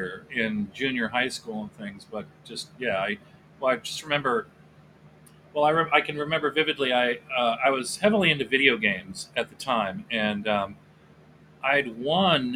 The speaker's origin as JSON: {"language": "English", "region": "Southern California", "country": "United States", "tie": "born or raised there", "also_born_or_lived": "Akron, Ohio / Venice, California / Chatsworth, California", "said": "I've lived out in Southern California all over the place"}